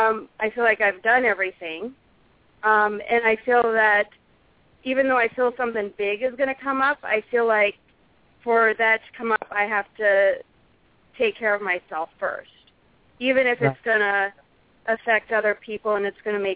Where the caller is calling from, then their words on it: South Dakota, United States; This is … from South Dakota.